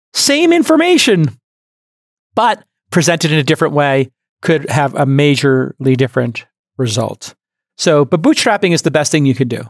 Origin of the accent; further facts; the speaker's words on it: New York City, New York, United States; when I grew up in Brooklyn, there were loan sharks